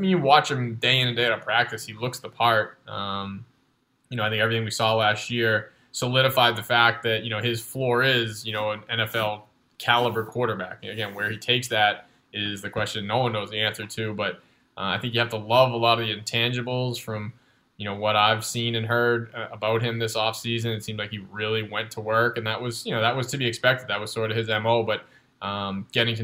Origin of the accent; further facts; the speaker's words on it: Boston, Massachusetts, United States; moved away; I'm from the Boston area originally, so I was a Patriots fan growing up